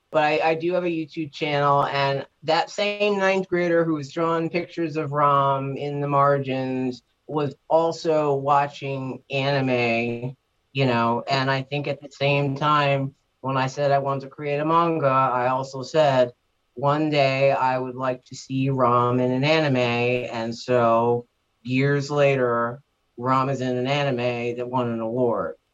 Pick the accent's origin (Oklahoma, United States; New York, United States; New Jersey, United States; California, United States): New York, United States; I lived in Manhattan for a couple years and I grew up in New York